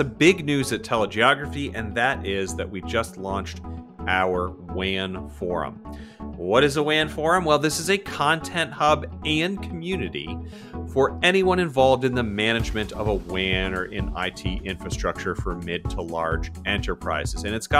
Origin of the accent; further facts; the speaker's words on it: Florida, United States; now in Northern Virginia, United States; I'm from South Florida and live in Northern Virginia. Those are the only two places I've ever lived, which are both places where everyone is from somewhere else.